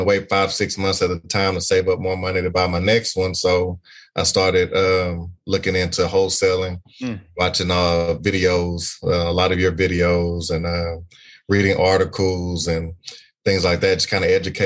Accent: Beaumont, Texas, United States; I'm from Beaumont, Texas.

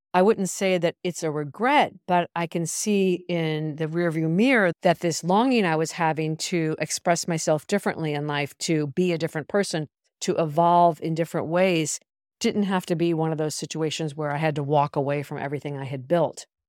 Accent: United States; moved away as an adult; also born or lived in Europe; I left the United States when I was twenty-one

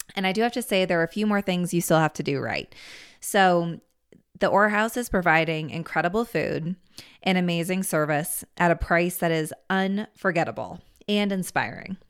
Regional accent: Washington, District of Columbia, United States; now in Steamboat Springs, United States; I grew up in the Washington, D C area

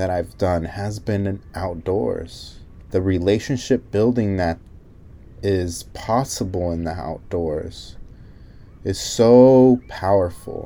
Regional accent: Salinas, California, United States; I grew up in Salinas

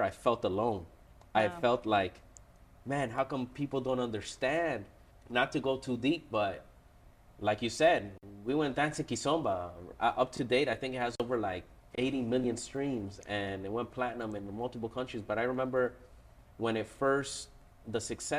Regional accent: Toronto, Ontario, Canada; I was born and raised in Toronto, Canada.

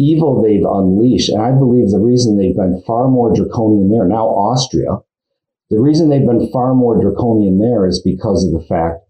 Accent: Detroit, Michigan, United States; I grew up in Detroit, Michigan, amongst leftists

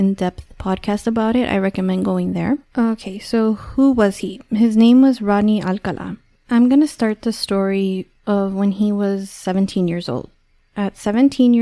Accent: Los Angeles, California, United States; I'm from California, I'm from

